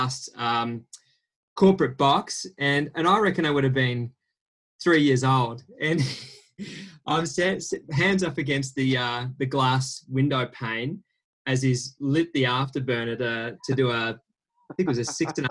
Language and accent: English; Perth, Western Australia, Australia; Yeah, I grew up in Perth.